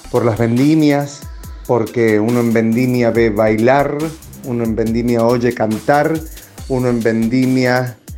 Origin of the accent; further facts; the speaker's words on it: Mendoza, Argentina; Yo nací en Mendoza y me crié viendo vendimias.